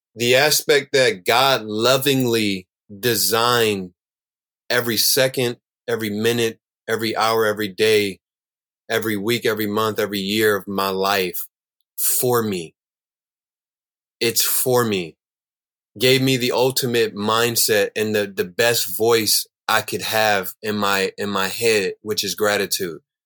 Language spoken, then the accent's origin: English; Chicago, Illinois, United States; I'm growing up in Chicago